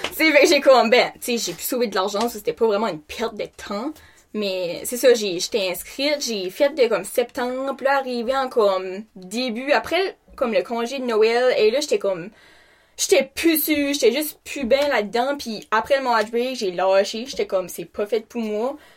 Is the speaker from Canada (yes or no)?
yes; Canada; j'ai 21 ans, puis je viens de Rebordville.